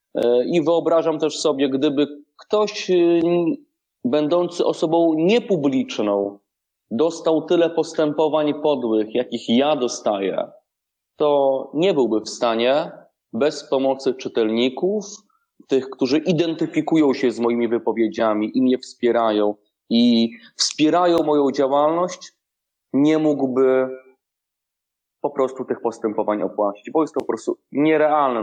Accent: Rzeszów, Subcarpathian Voivodeship, Poland; w Rzeszowie moim rodzinnym

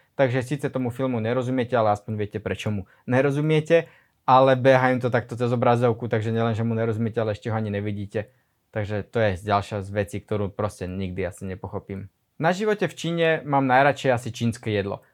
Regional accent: Slovakia; moved away as an adult; now in Shanghai, China; som zo Slovenska, na tom Slovensku sa toho až tak veľmi veľa, až tak rýchlo nemení a ja som zo slovenskej dediny

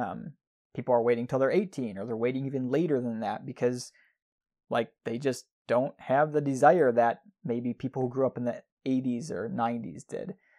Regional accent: Midwest, United States; we grew up in the Midwest

